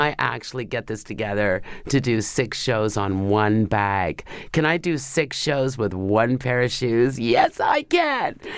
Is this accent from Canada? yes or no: yes; Canada; I'm a Canadian